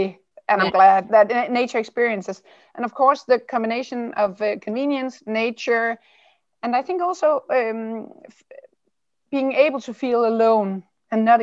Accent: Odder, Central Denmark Region, Denmark; I was born and raised in Odder, which is just below of Aarhus

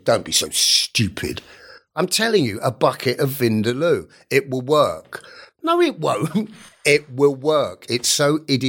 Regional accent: England, United Kingdom; And I'd already had the "Where on earth are you from? We're from England," blah, blah, blah, blah.

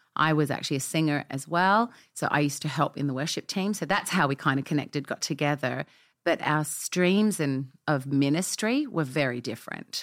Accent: Australia; moved away as an adult; now in Nashville, United States; we've been in America 10 years, as you can tell by my accent. I mm-hmm. was not born here. Uh, we came from Australia

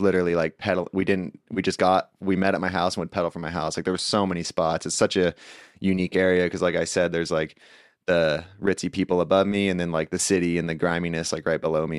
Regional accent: Lakeside, California, United States; also born or lived in La Mesa, California; I grew up in Lakeside

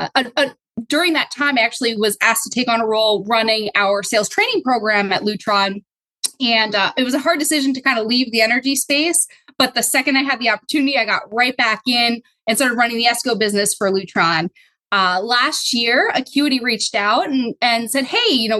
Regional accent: Pottsville, Pennsylvania, United States; moved away; also born or lived in Bethlehem, Pennsylvania / New York City; I grew up in Pottsville, Pennsylvania

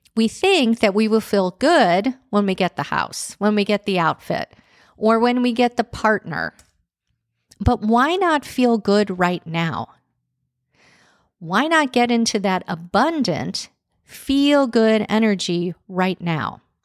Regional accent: Chicago, Illinois, United States; growing up in Chicago

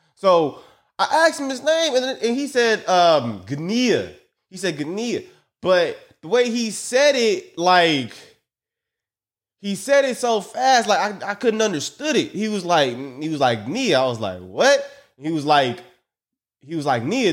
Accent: United States; I'm American

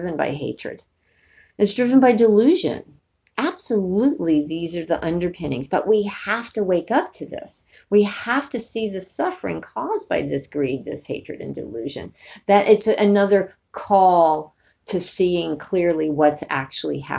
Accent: New York, United States; I'm from New York. I'm not from Alabama

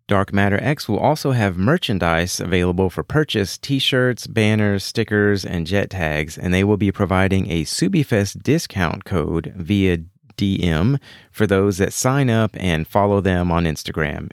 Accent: Houston, Texas, United States; Right here in Houston, Texas, my hometown

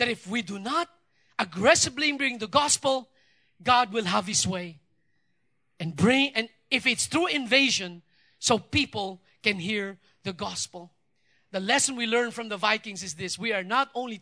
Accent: Philippines

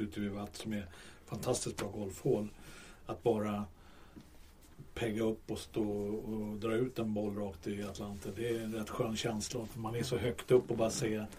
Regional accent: Stockholm, Stockholm County, Sweden; vi är från Stockholm

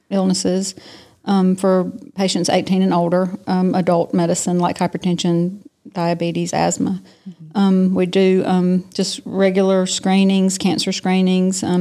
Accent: Tifton, Georgia, United States; also born or lived in Athens, Georgia / Valdosta, Georgia / Macon, Georgia / Savannah, Georgia; I'm from Tifton. Uh, we moved here. I moved back here when I was seven. My dad is from here. Okay. He was born and raised here. And so when he graduated from dental school, we moved home. And so I've been here ever since.

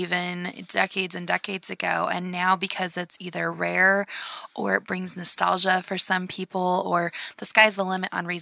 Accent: Iowa, United States; growing up in Iowa

